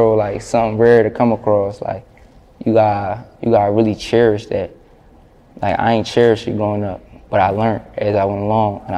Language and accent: English; Philadelphia, Pennsylvania, United States; It's my hometown.